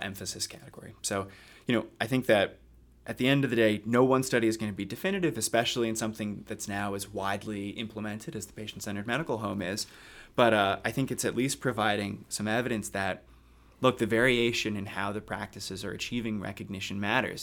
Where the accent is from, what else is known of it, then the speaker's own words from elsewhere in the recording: Haddonfield, New Jersey, United States; moved away as an adult; also born or lived in Philadelphia / Boston / Cambridge; I'm from South Jersey originally. Uh, grew up about ten, fifteen minutes outside Philadelphia in a town called Haddonfield